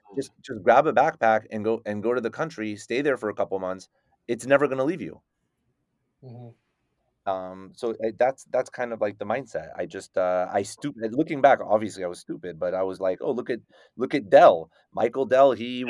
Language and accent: English; Paris, Île-de-France, France; born there; I was the first person in my family born in Paris.